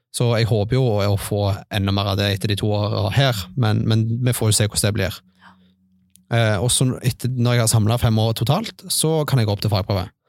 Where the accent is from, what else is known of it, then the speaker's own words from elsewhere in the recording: Stavanger, Rogaland, Norway; moved away as an adult; now in Bryne, Norway; Jeg er fra Stavanger. Eh, jeg flytta til Bryne for ca. to år siden.